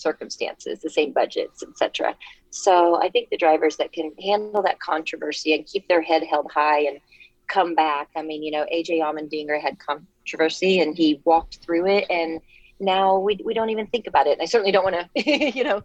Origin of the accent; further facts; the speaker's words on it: Kansas City, Missouri, United States; I'm from Kansas City, born and raised, and I still have a house there.